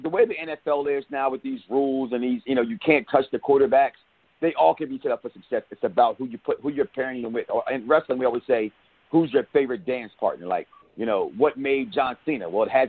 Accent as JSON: {"language": "English", "town": "Chicago", "region": "Illinois", "country": "United States", "said": "As an Eagle fan, as a Chicagoan"}